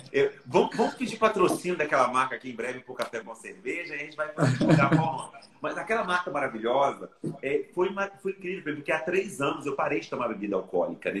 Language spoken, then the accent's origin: Portuguese; Brejetuba, Espírito Santo, Brazil; moved away; de Brejetuba, minha cidade natal